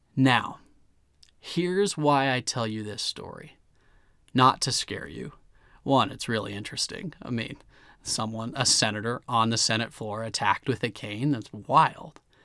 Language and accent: English; United States; I am an American